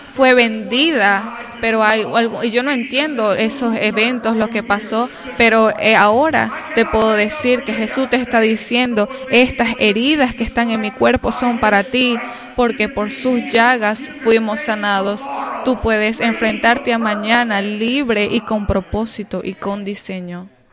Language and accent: Spanish; United States; como americanos